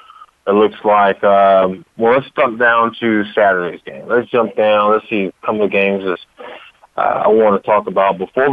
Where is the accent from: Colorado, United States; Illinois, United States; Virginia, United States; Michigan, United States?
Virginia, United States; Tidewater area, Virginia Beach area, United States; moved away; my hometown area, in the Tywood area, the north of Virginia, Virginia Beach area